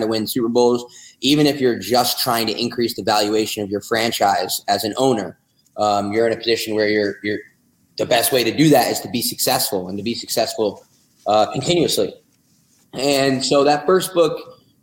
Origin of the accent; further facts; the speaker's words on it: New Jersey, United States; now in Austin, United States; I'm from New Jersey